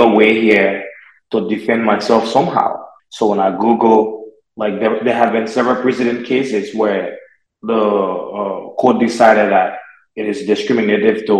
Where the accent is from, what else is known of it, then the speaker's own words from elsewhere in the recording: Liberia; moved away as an adult; now in United States; I'm from Liberia, West Africa